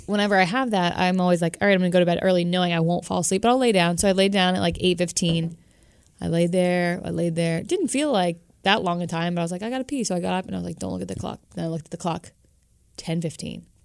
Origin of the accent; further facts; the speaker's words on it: Florida, United States; I grew up in Florida.